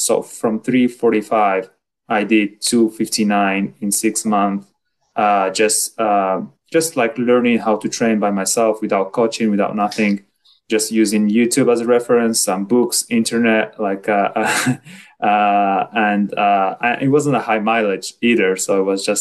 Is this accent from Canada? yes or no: no; Morocco; moved away as an adult; now in Orlando, United States; I'm from Morocco. So I just moved here to the US like 2 years ago, directly to Florida, Orlando.